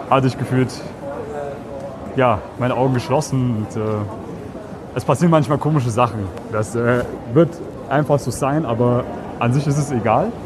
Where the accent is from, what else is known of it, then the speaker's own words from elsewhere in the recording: Germany; Ich bin Piefke.